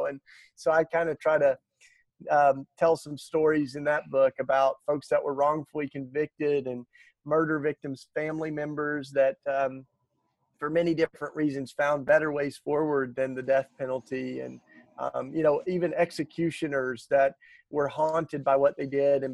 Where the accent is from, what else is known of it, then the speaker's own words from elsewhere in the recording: the Bible Belt, United States; growing up in the Bible Belt